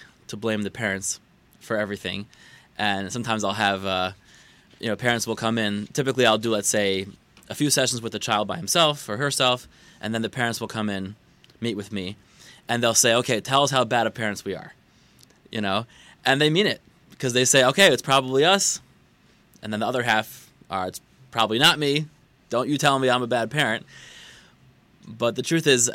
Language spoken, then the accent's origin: English; Baltimore, Maryland, United States; now in West Bloomfield, United States; I'm not a born Detroiter. I'm from Baltimore, as is my wife